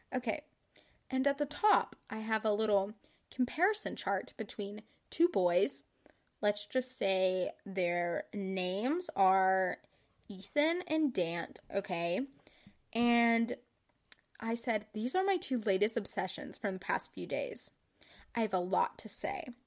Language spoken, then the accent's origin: English; Kentucky, United States; I'm from Kentucky